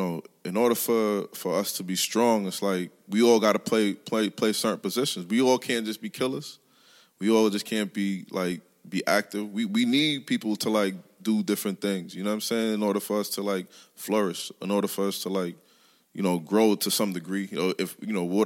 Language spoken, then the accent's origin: English; New York City, New York, United States; also born or lived in Queens; growing up in Brooklyn